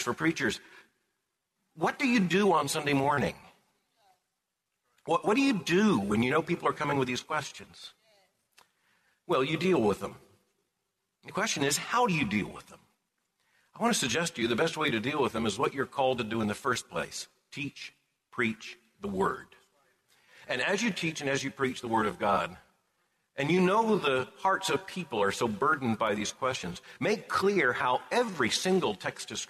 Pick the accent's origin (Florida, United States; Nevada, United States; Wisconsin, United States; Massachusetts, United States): Florida, United States; Lakeland; also born or lived in Pompano Beach, Florida; My parents are both from Plant City, and I was born in Lakeland. And so this really is home